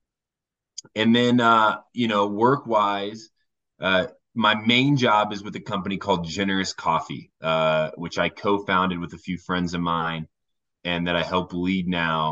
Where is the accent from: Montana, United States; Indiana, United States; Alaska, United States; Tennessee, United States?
Indiana, United States; Warsaw; moved away as an adult; now in Golden, Colorado, United States; I'm originally from Indiana, Northern Indiana, an amazing town called Warsaw, Indiana